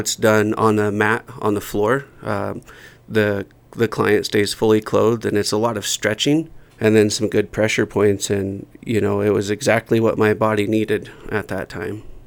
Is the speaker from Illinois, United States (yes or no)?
no; Oregon, United States; moved away as an adult; also born or lived in Alaska; now in Jackson, United States; I grew up in a small town in, in Oregon